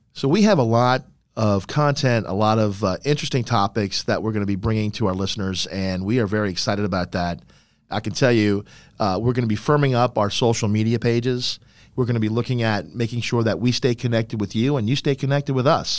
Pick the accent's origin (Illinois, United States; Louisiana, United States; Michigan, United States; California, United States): Louisiana, United States; New Orleans; I am a New Orleans native. I was born and raised in New Orleans